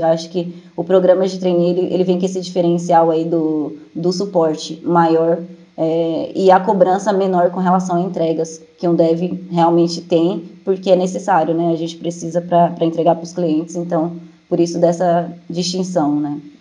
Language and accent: Portuguese; Jandira, São Paulo, Brazil; eu sou de Jandira, São Paulo.